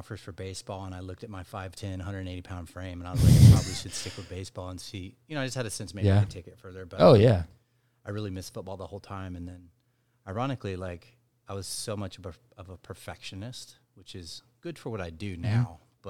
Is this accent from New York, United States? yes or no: no; Dallas, Texas, United States; also born or lived in Mississippi / Chicago; I'm from here. I'm from Dallas, Texas.